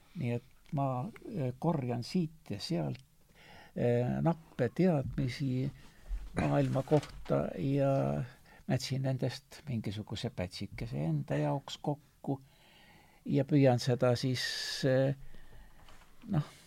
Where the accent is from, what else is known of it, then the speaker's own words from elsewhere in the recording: Estonia; ma olen eestlane